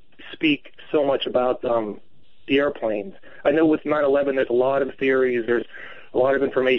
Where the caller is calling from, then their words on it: Johnstown, Pennsylvania, United States; I am calling from Johnstown, Pennsylvania.